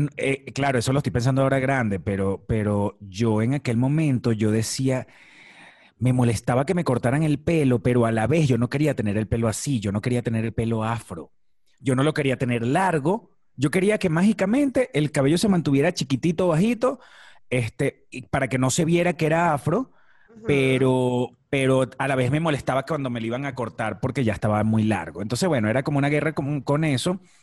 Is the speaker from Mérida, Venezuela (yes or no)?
no; Maracay, Aragua, Venezuela; moved away as an adult; also born or lived in La Victoria, Venezuela; now in Mexico; soy de un estado del centro de Venezuela que se llama el estado Aragua. Yo nací en una ciudad que se llama La Victoria